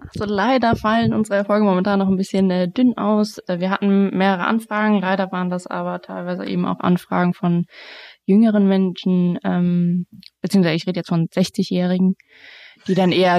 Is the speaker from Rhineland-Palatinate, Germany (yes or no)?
no; Frankfurt, Hesse, Germany; now in Darmstadt, Germany; bin in Frankfurt groß geworden